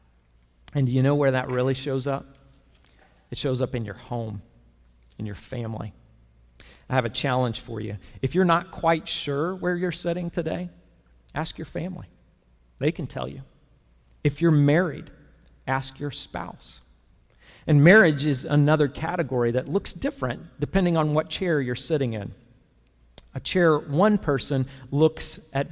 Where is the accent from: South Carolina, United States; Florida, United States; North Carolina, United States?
Florida, United States; Growing up in Florida